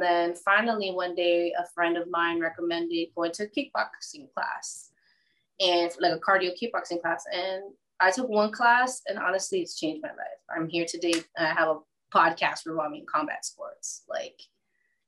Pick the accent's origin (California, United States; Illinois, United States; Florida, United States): Florida, United States; South; also born or lived in New Jersey; now in Wesley Chapel, United States; I've been raised in South Florida my whole life